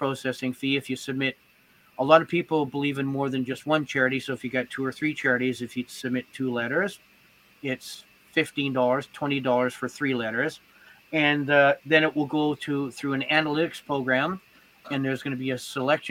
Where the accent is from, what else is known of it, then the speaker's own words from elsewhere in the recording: Canada; I'm Canadian